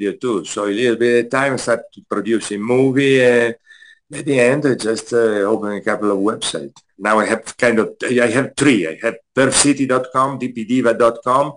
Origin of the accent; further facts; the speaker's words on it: Italy; moved away as an adult; now in United States; I'm from Italy, so I was living in Italy.